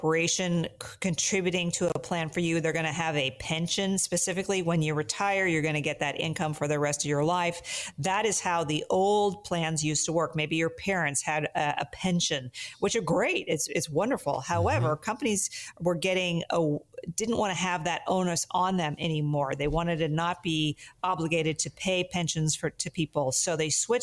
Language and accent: English; Sacramento, California, United States; I grew up playing tennis in the Sacramento, Northern California area